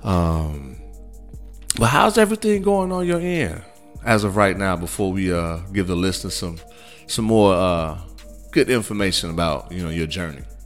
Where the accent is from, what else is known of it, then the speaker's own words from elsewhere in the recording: Midwest, United States; now in Texas, United States; growing up in the Midwest